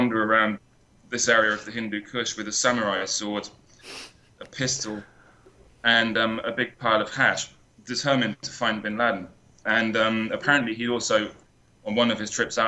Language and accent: English; United Kingdom; I'm British